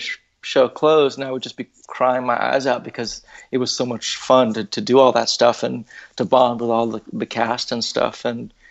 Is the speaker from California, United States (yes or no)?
yes; California, United States; I was born and raised here